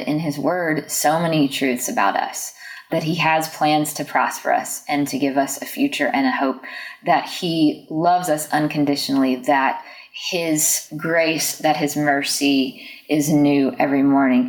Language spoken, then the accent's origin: English; Jackson, Mississippi, United States; I grew up in Jackson, Mississippi